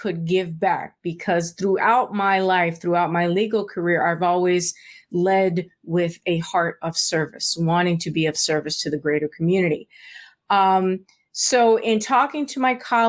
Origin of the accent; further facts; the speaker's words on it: South Florida, United States; moved away as an adult; also born or lived in San Juan, Puerto Rico; now in Maryland, United States; I was raised in South Florida